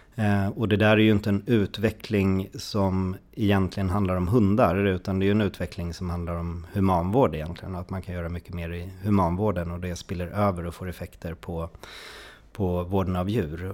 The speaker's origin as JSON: {"language": "Swedish", "town": "Stockholm", "region": "Stockholm County", "country": "Sweden", "tie": "born or raised there", "said": "mig då som är en eh, stadsunge från Stockholm"}